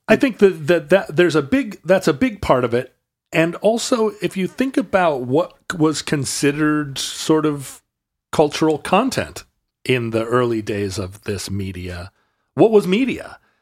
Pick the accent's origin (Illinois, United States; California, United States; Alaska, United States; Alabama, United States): Alaska, United States; Growing up in Alaska